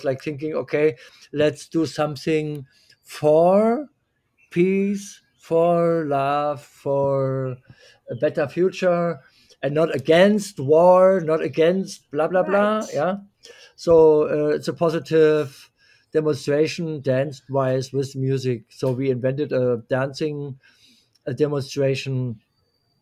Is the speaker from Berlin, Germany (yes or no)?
yes; Berlin, Germany; I'm a born Berliner. I grew up in West Berlin.